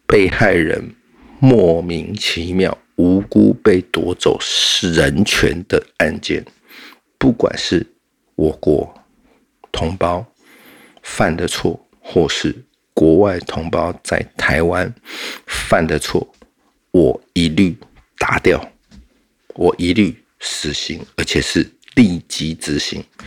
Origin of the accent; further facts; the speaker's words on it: Taiwan; 我是台湾人啊